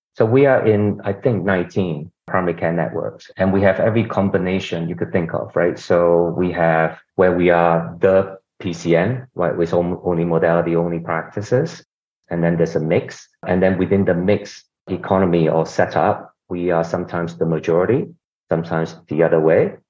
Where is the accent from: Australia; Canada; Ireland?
Australia; also born or lived in Singapore / Hong Kong / South Korea / United States; now in London, United Kingdom; I'm originally from Singapore, grew up in Australia